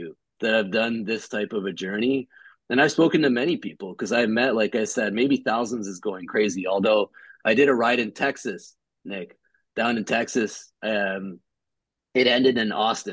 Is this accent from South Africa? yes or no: no; Ottawa, Ontario, Canada; also born or lived in Montreal, Canada / Edmonton, Canada; now in Toronto, Canada; born and raised in Ottawa, grew up in Montreal, half of my youth